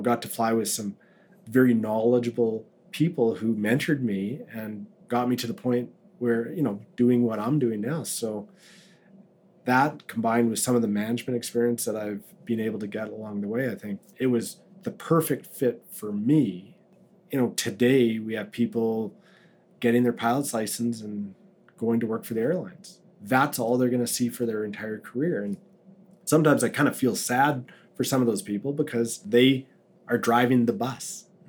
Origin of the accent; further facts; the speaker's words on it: Yellowknife, Northwest Territories, Canada; also born or lived in Edmonton / Inuvik / Fort Smith; My mom gave birth to me in Edmonton, so I was born in Edmonton. And after I was born, my parents stayed in Edmonton for just under a year and then sort of started the move between Inuvik, Fort Smith, and then eventually Yellowknife.